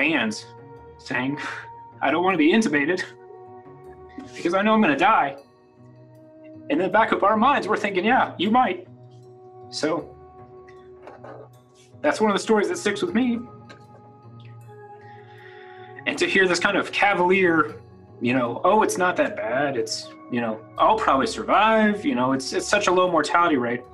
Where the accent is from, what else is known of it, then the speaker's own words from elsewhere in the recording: Midland, Texas, United States; I'm from Midland originally. I grew up here